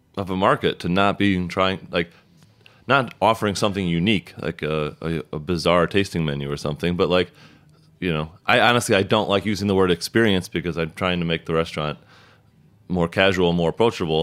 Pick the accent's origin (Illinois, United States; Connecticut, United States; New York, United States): Illinois, United States; about an hour south of Chicago, southern; now in Brooklyn, United States; I grew up like a, about an hour south of Chicago